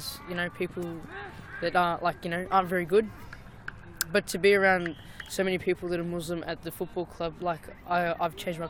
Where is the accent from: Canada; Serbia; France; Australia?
Australia; Yes, I was born in Australia.